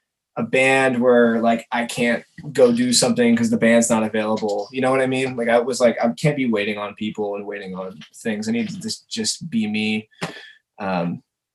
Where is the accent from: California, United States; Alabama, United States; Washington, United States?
California, United States; Larkspur; also born or lived in San Francisco / Los Angeles; I'm from Marin originally. I'm from Larkspur.